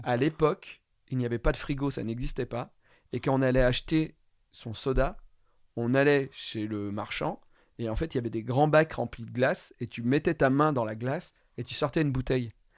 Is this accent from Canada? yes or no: no; Ardèche, Auvergne-Rhône-Alpes, France; moved away; je viens de l'Ardèche